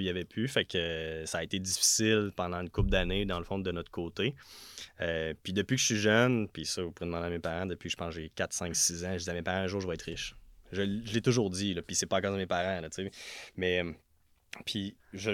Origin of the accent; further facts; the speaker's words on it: Notre-Dame-de-l'Île-Perrot, Quebec, Canada; moved away as an adult; now in Quebec City, Canada; je viens de l'ouest de Montréal, sur une petite île qui s'appelle l'île Perrault, plus précisément Notre-Dame de l'île Perrault